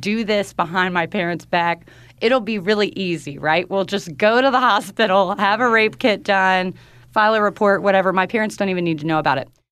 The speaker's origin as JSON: {"language": "English", "region": "North Carolina", "country": "United States", "tie": "born or raised there", "moved": "yes", "said": "in North Carolina. in my hometown"}